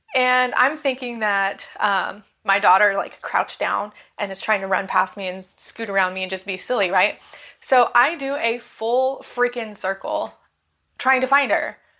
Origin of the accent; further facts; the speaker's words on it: Bakersfield, California, United States; moved away as an adult; now in Florida, United States; my hometown, Bakersfield, California